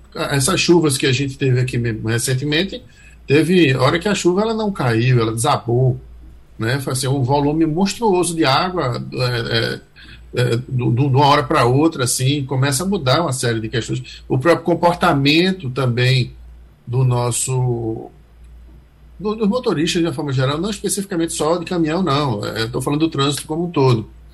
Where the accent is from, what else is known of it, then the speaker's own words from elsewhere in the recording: Northeast Region, Brazil; a gente aqui do Nordeste né, tem essa, essa, essa gíria de rapaz